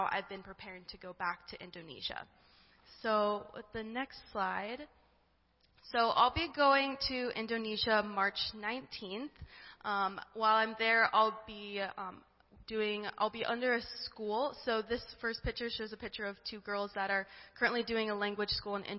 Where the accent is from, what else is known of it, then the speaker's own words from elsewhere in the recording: Delaware, United States; I am from Delaware.